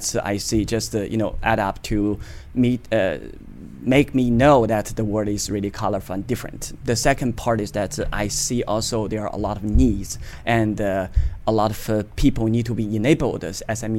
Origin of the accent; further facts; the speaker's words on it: Beijing, China; also born or lived in Poland / Austria / Germany / United Kingdom; now in United States; I'm a Chinese, born in Beijing